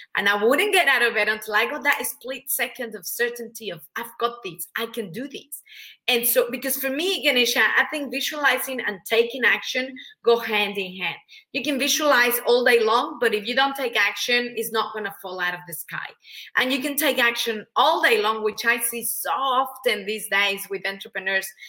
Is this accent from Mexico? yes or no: yes; Mexico; English is a second language; moved away as an adult; now in Australia; I'm, I'm originally from Mexico, hence the accent.